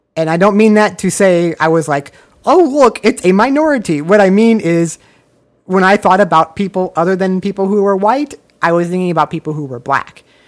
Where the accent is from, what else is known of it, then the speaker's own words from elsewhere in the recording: Omaha, Nebraska, United States; now in Los Angeles, United States; I grew up in the biggest city in Nebraska